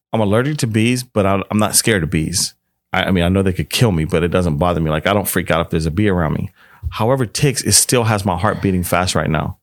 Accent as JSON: {"language": "English", "town": "Washington", "region": "District of Columbia", "country": "United States", "also_born_or_lived": "Northwestern Pennsylvania", "moved": "yes", "lives_now": "California, United States", "said": "I'm from Washington, D C, but I lived in North Western Pennsylvania for a while"}